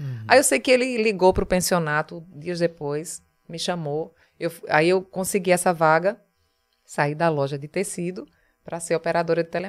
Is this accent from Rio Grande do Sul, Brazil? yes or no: no; Paraíba, Brazil; accent: Paraíba; Aí eu vinha da Paraíba com um sotaque muito puxado